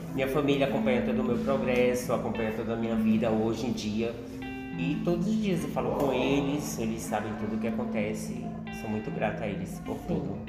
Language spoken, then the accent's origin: Portuguese; Cruzeta, Rio Grande do Norte, Brazil; moved away as an adult; also born or lived in Natal / Rio de Janeiro; now in São Paulo, Brazil; eu sou de uma cidade chamada Cruzeta, que é 4 horas de viagem de Natal. Saí de casa muito cedo, né? Saí com 12 tipo, anos do interior, fui morar na capital.